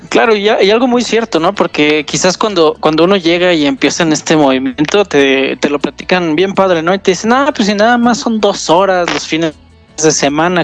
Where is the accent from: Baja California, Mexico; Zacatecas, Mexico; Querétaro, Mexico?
Querétaro, Mexico; Yo soy de Querétaro, sí, soy ah. ya de los pocos queretanos que, quedan